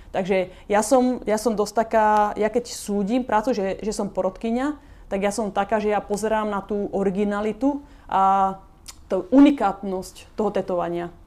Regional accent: Slovakia; moved away as an adult; now in Los Angeles, United States; som odišla zo Slovenska, opustila som svoju rodinu, vzdala som sa svojich kamarátov a odišla som úplne do neznáma

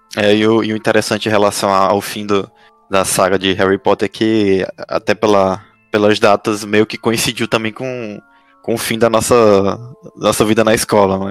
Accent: Piauí, Brazil; now in São Paulo, Brazil; eu sou piauiense, mas moro em São Paulo

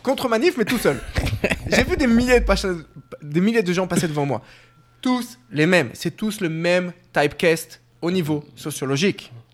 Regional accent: Paris, Île-de-France, France; moved away as an adult; also born or lived in Tunisia (parents' origin); now in Jerusalem, Israel; je suis né en France, à Paris, et dans la communauté en France

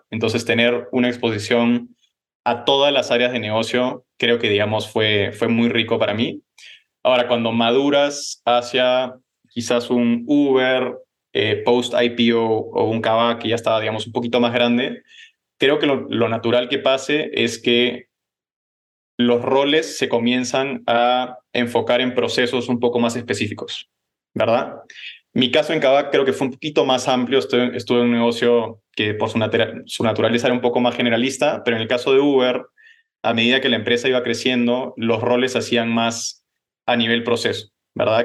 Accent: Peru; also born or lived in Los Angeles, United States / Netherlands; Yo nací en Los Ángeles, pero me crié en, en Perú, ¿verdad? ahí estudié en Lima

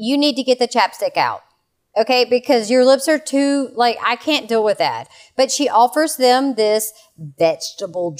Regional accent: the South, United States; I am from the South.

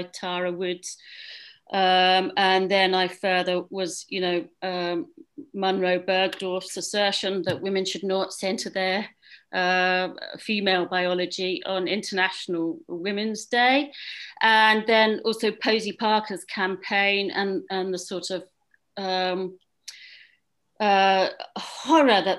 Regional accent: England, United Kingdom; moved away as an adult; also born or lived in Scotland / Netherlands; now in Belgium; I came to Belgium in 2006. I grew up in England.

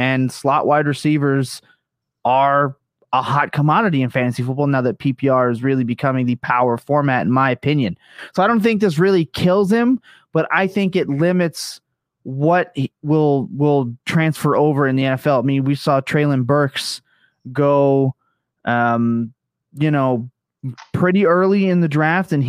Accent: Canada; I'm Canadian

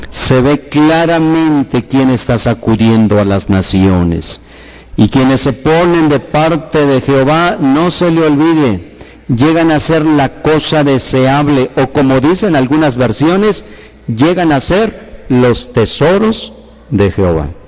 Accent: Guanajuato, Mexico; así somos los de Guanajuato, temperamentales, y tenemos este rostro

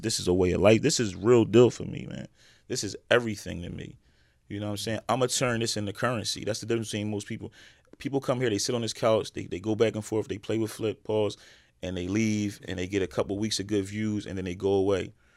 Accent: Philadelphia, Pennsylvania, United States; growing up in West Philly

